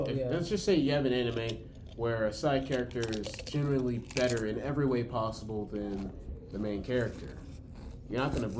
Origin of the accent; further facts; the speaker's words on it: Brooklyn, New York, United States; Yeah, we're from Brooklyn.